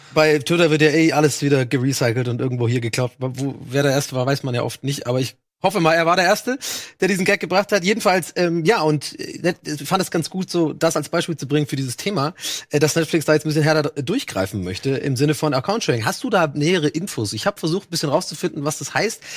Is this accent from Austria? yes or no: no; Dublin, Leinster, Ireland; moved away; Ich bin ja in Dublin aufgewachsen